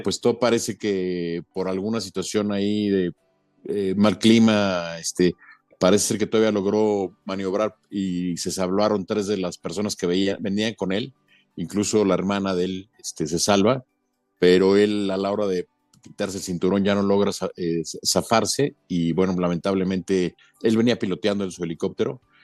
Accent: Mexico; como mexicanos creo que debemos sentirnos muy, muy, muy orgullosos

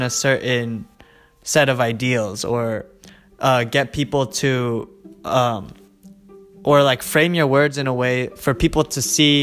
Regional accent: United States; I'm Asian American.

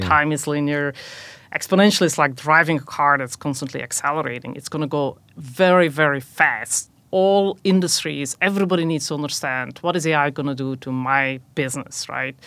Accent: Belgium; moved away as an adult; also born or lived in Rochester, New York, United States; now in United States; I was actually born and raised in Belgium, came to the U S for graduate school

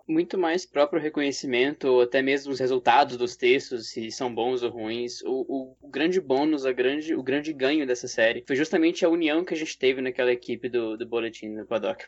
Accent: Brasília, Federal District, Brazil; eu sou de Brasília

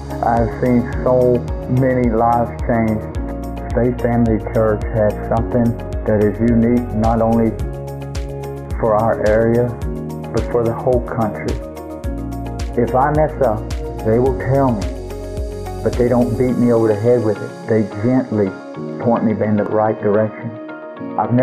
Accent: Goliad, Texas, United States; I was born in Goliad, Texas, and we lived in a community right outside of Goliad called Weesack.

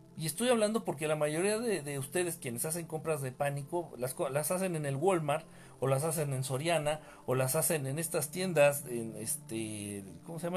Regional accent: Mexico; now in Mexico City, Mexico; Aunque parezca noruego, soy mexicano

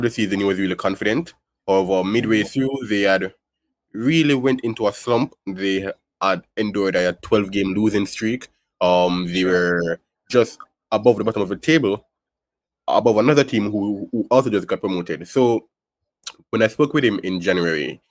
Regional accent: Kingston, Jamaica; I'm from Kingston

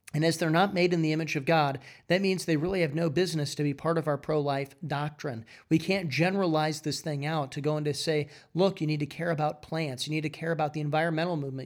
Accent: Iowa, United States; I'm from Iowa.

